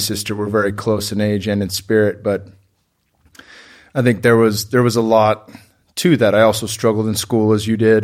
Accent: Bay Area, Northern California, United States; I grew up in the Bay Area in Northern California

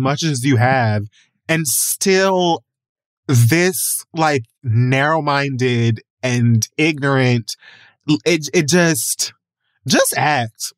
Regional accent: Jamaica; I'm Jamaican

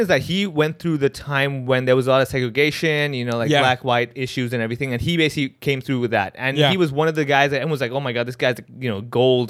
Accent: India; I'm Indian.

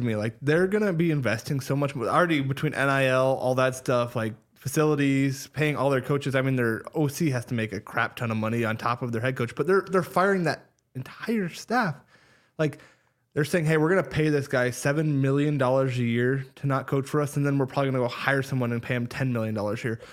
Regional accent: Ames, Iowa, United States; growing up in Ames and then going to Iowa State

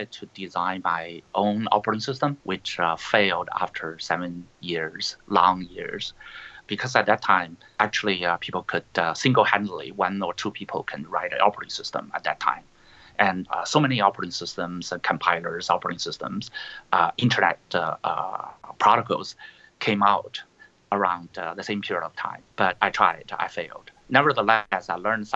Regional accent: Beijing, China; moved away as an adult; also born or lived in Illinois, United States; I was born in Beijing long time ago

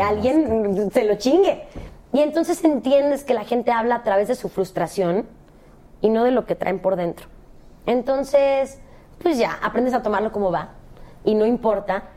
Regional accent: Cancún, Quintana Roo, Mexico; moved away; also born or lived in Guadalajara; Yo nací en Guadalajara, crecí en Cancún, pero nací en Guadalajara.

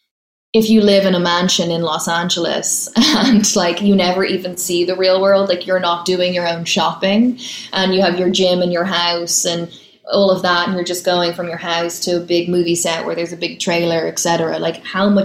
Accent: Dublin, Leinster, Ireland; moved away as an adult; now in New York, United States; growing up in Dublin

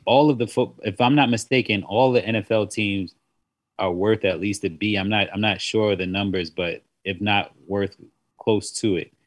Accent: South Carolina, United States; I grew up in South Carolina

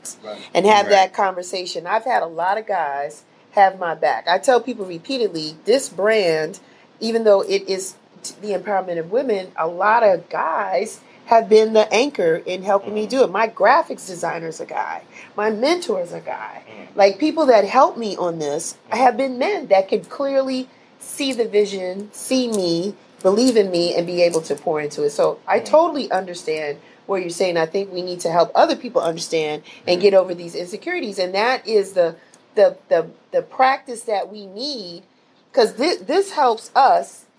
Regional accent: New York City, New York, United States; growing up in the Bronx, New York

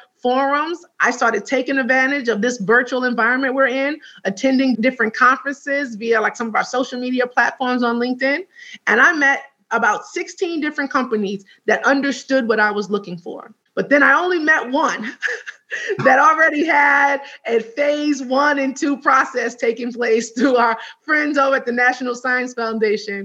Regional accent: New York, United States; As a New Yorker

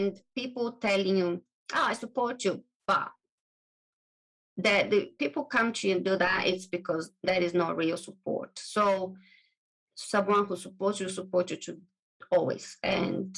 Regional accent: Brazil; English is a second language; moved away as an adult; also born or lived in England; I am from Brazil. Originally, I was born in Brazil

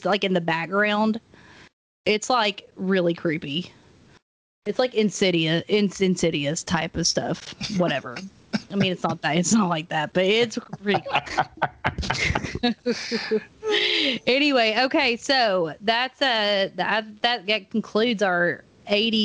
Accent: Maryville, Tennessee, United States; now in Knoxville, United States; we're both from Maryville

